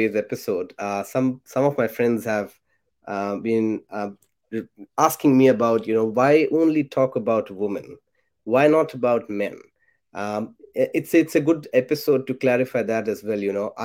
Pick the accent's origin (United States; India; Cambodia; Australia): India; moved away; when I was in class 9th, back in India, so I was around 14 years old